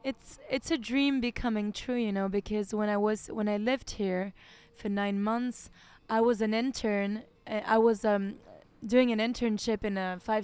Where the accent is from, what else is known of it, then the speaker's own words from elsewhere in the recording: Singapore; I started learning Chinese when I was 18 years old. I grew up in Singapore.